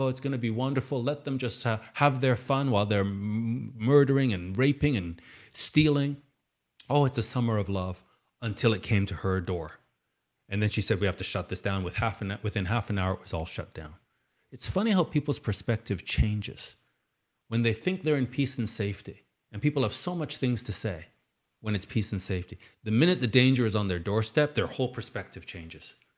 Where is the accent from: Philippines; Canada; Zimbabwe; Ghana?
Canada; I'm Canadian, I'm British Canadian.